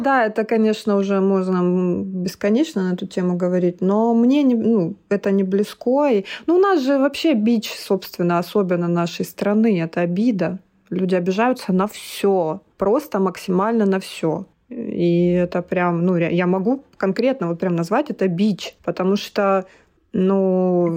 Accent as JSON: {"language": "Russian", "town": "Maykop", "region": "Adygea", "country": "Russia", "tie": "born or raised there", "also_born_or_lived": "Krasnodar", "moved": "as an adult", "said": "родилась я в городе Майкопе, Тогда это еще был Краснодарский край, Республика Адыгея"}